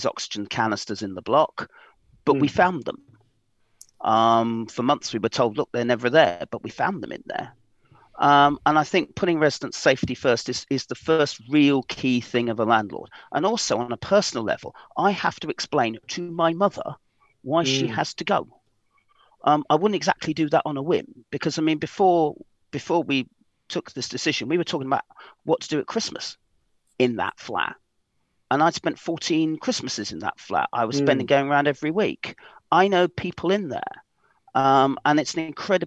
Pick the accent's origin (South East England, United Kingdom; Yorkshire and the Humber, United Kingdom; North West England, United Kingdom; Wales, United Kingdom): South East England, United Kingdom; Portsmouth; also born or lived in London; I'm from Portsmouth, so I have the passport. Excellent. I was brought up in council accommodation in Lamport, Fratton and Somerstown